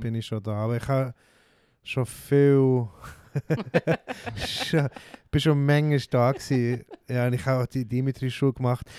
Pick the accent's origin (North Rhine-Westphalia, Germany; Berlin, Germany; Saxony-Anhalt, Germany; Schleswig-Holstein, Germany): North Rhine-Westphalia, Germany; near Bonn; accent: Hochdeutsch; now in Switzerland; ich bin in der Nähe von Bonn aufgewachsen